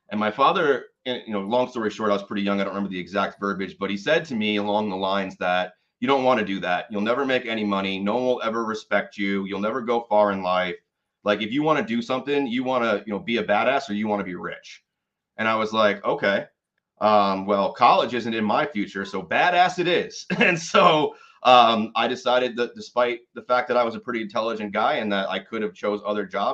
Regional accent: Catskill, New York, United States; moved away; So I was born and raised in the Catskill Mountains of New York. I was actually born in the town of Catskill

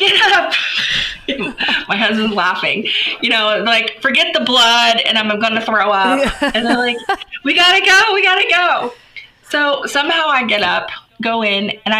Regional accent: Florida, United States; moved away; I'm from Florida originally.

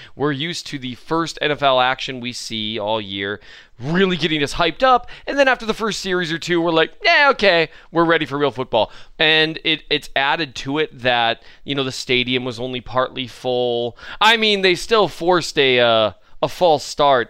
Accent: Minnesota, United States; I am from Minnesota

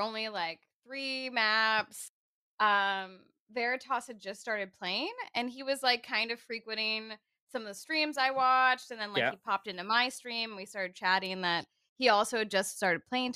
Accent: Southern California, United States; I'm from Southern California

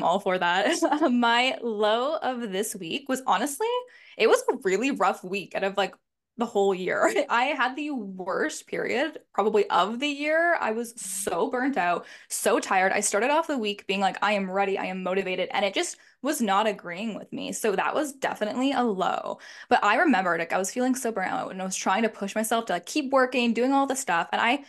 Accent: Toronto, Ontario, Canada; I am 24 years old. I'll be 25 at the end of January. I am from Toronto, Canada

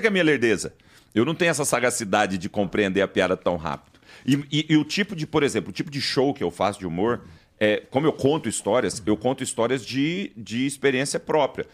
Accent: Goiás, Brazil; Como a gente é de Goiás e escuta rock, a gente tem uma origem de sertanejo

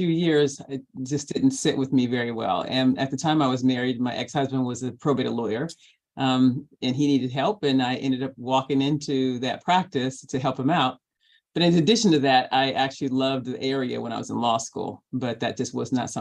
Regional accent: Los Angeles, California, United States; I'm also fortunate enough to have been born and raised in Los Angeles and gone to school here

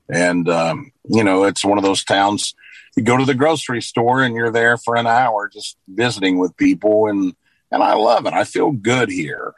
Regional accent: Luverne, Alabama, United States; moved away as an adult; also born or lived in Nashville, Tennessee; I worked through high school at a radio station here in my hometown of Luverne.

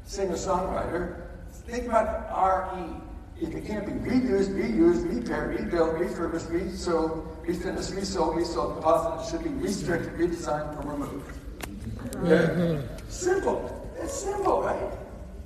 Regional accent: Chicago, Illinois, United States; I grew up in Chicago

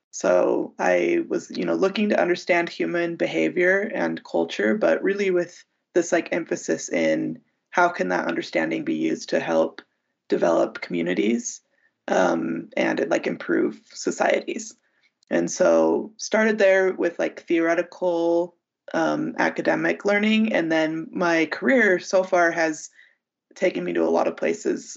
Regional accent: United States; as an American and as a Westerner

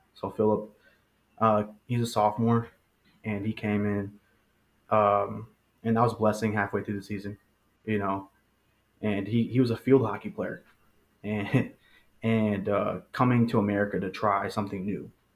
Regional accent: Monroe, Michigan, United States; first language Spanish; English is a second language; I'm from Monroe

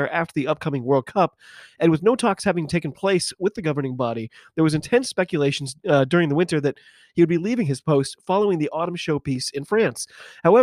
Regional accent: United States; I'm an American rugby fan

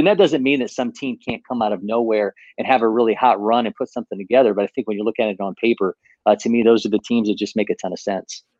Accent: Ohio, United States; now in Atlanta, United States; I'm originally from Ohio

